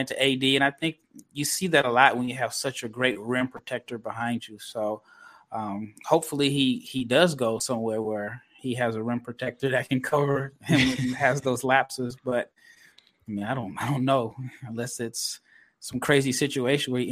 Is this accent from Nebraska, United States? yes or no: yes; Omaha, Nebraska, United States; I am from Omaha, Nebraska